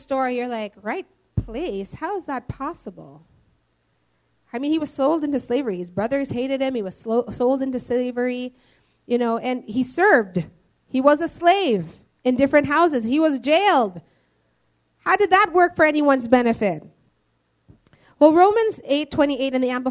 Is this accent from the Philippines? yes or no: yes; Philippines; we're all Filipino